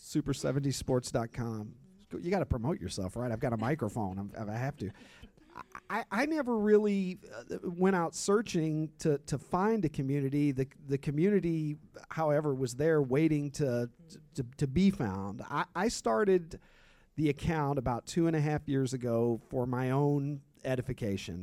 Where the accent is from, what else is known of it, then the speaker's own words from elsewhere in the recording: Kentucky, United States; I grew up in Kentucky